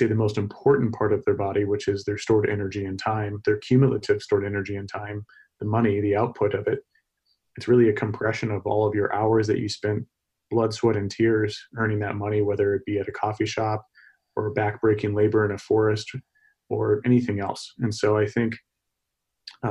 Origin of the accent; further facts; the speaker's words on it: Texas, United States; moved away; I'm from Texas originally